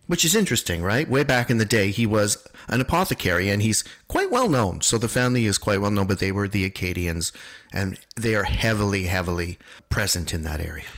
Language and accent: English; New England, United States; I'm from New England